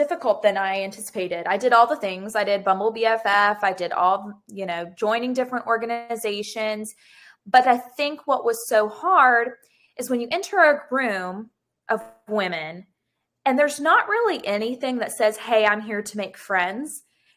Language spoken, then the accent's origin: English; Gulf Breeze, Florida, United States; also born or lived in Pensacola; I grew up in Gulf Breeze, so not very far, right over